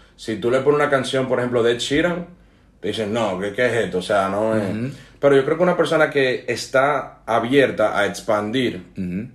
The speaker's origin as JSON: {"language": "Spanish", "country": "Dominican Republic", "tie": "born or raised there", "said": "mientras crecí en Dominicana"}